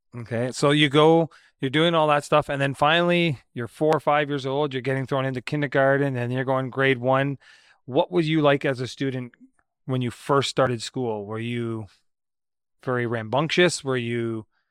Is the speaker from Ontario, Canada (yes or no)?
yes; Brampton, Ontario, Canada; I grew up in Southern Ontario too. I was uh, I was growing up in Brampton